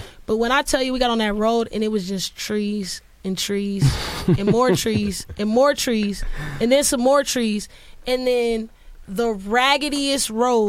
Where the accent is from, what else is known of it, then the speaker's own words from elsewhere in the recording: Sacramento, California, United States; moved away as an adult; also born or lived in Chicago / Mississippi; I'm from Northern California. I'm not from SoCal.